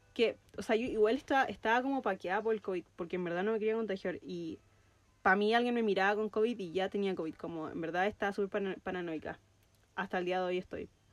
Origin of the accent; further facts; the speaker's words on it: Chile; first language Spanish; also born or lived in New Zealand; estoy en Chile, estoy pisando suelo chileno